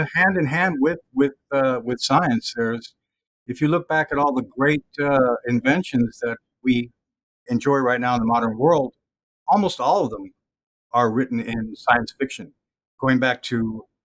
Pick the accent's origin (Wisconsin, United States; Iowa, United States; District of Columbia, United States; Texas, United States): Texas, United States; moved away as an adult; also born or lived in Los Angeles, California; now in Pittsburgh, United States; I'm a Texan, fourth generation